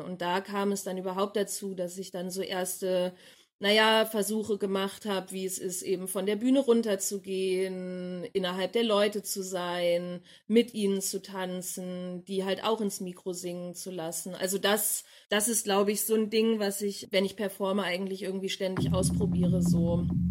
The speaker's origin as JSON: {"language": "German", "town": "Abbesbüttel", "region": "Lower Saxony", "country": "Germany", "moved": "yes", "lives_now": "Leipzig, Germany", "said": "ich komme ursprünglich aus Abbesbüttel, einem kleinen Dorf in Niedersachsen"}